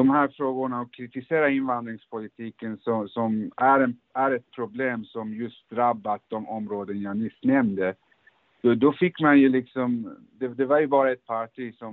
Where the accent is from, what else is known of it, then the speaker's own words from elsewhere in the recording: Malmö, Skåne, Sweden; jag är uppvuxen i Rosengård och, och Lindängen. Jag bor idag i i Nydala, eh, vilket är ett sånt här särskilt utsatt område.